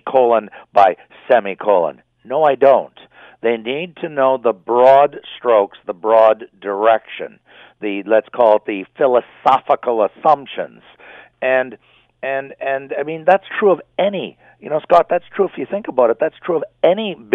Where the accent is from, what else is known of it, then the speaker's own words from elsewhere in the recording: Canada; I'm as Canadian as can be